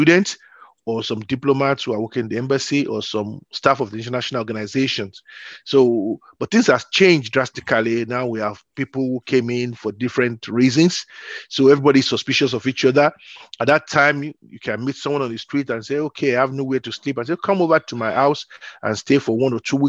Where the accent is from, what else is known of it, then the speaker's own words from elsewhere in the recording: Nigeria; moved away as an adult; now in Vienna, Austria; I came from Nigeria, born in the 60s, did my primary and secondary school education in Nigeria before traveling down to Europe, in Vienna, Austria, to precise, where I'm now residing.